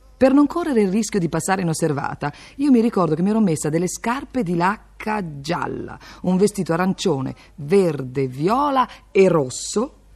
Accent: Milan, Lombardy, Italy; io vengo da Milano, città che ha dato molte cose all'Italia

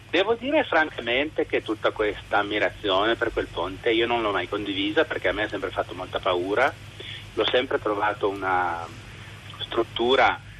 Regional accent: Turin, Piedmont, Italy; io la chiamo in questo momento dalla montagna ma sono torinese

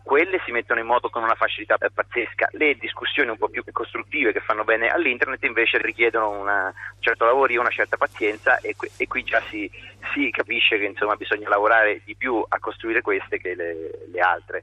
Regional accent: Foligno, Umbria, Italy; sono Umbro di Foligno

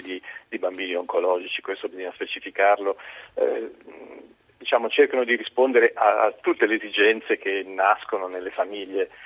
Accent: Genoa, Liguria, Italy; io sono genovese

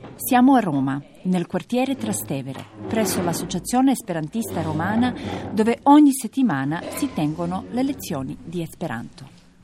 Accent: Serbia; vengo dalla Serbia

